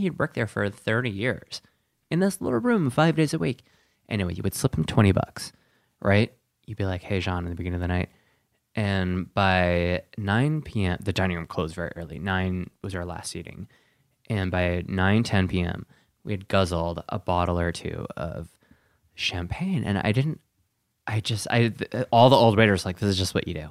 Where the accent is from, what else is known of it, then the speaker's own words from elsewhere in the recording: Sheboygan, Wisconsin, United States; moved away; also born or lived in Denver; I'm from Sheboygan, Wisconsin